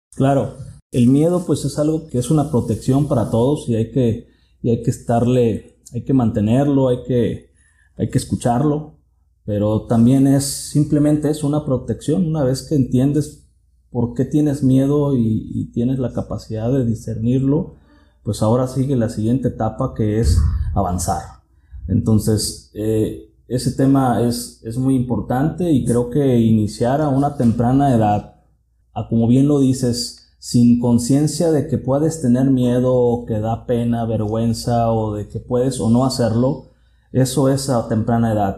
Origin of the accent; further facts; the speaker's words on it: Tuxpan, Jalisco, Mexico; soy originario de Tuxpan, Jalisco. Ahí es donde, donde nací, crecí.